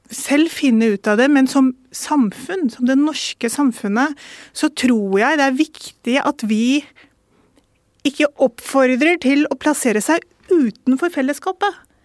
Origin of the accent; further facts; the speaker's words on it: Norway; barn av innvandrere, første kullet som eh, ble født i Norge